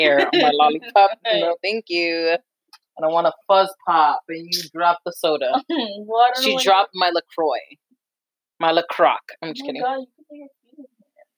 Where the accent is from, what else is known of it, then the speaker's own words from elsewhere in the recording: New Jersey, United States; we're Jersey girls. We were born, grew up, raised in Jersey.